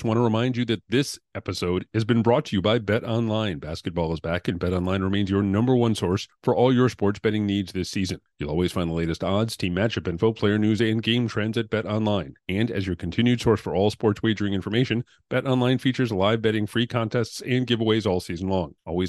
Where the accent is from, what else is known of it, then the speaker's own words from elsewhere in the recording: New England, United States; I grew up in New England.